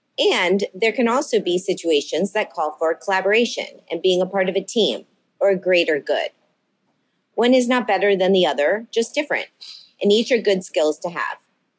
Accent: Miami, Florida, United States; Today, I'm on location in my hometown of Miami

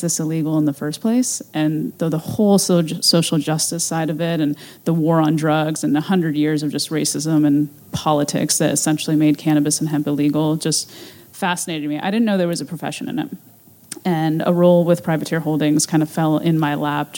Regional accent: Ohio, United States; moved away; my hometown in Ohio

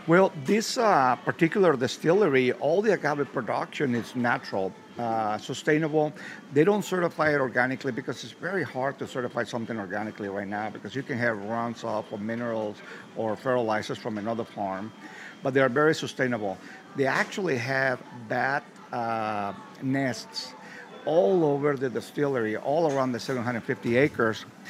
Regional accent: Mexico; moved away; growing up in Mexico, growing up seeing my grandfather

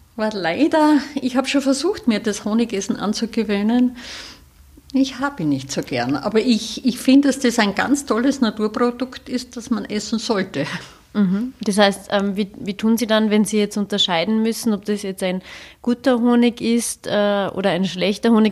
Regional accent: Styria, Austria; now in Salzburg, Austria; in der Steiermark, in meiner Heimat, in der, jetzt in der Südoststeiermark

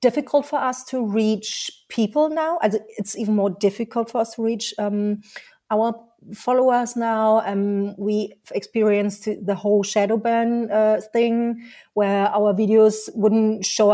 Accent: Berlin, Germany; And I'm from Berlin. I was born in Berlin.

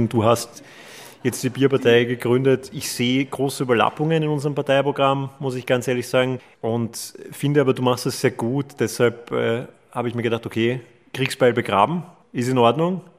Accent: Klosterneuburg, Lower Austria, Austria; Ich komme auch aus Klosterneuburg. Wir teilen quasi denselben Fast denselben Wohnsitz.

